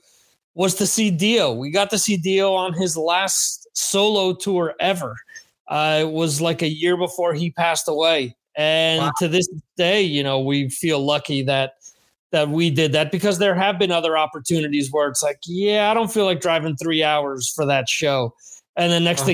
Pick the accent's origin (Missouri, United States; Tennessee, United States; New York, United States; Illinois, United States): New York, United States; the New York area, United States; I grew up in the New York area